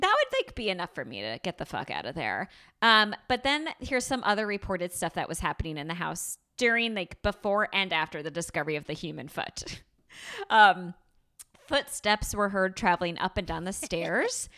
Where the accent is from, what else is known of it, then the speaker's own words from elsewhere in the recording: New York, United States; a born and bred New Yorker